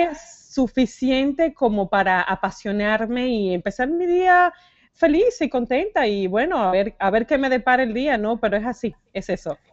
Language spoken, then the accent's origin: Spanish; Dominican Republic; moved away as an adult; also born or lived in Santo Domingo; now in United States; venimos de República Dominicana